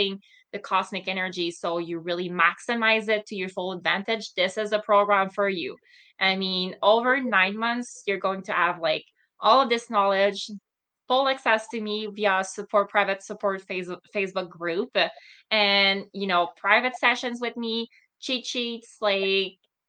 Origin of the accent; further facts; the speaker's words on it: Montreal, Quebec, Canada; moved away; I'm originally from Montreal